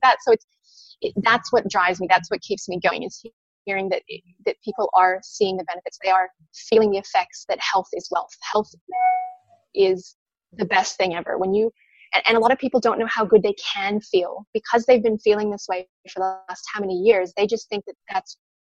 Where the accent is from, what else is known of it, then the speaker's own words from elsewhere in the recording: Penticton, British Columbia, Canada; now in Sunshine Coast, Australia; I'm from a wonderful little town called Penticton, which is in British Columbia on the west coast of Canada